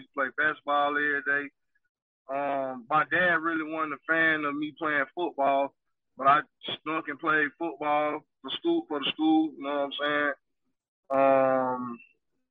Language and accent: English; United States; I'm from the South Side, Clay County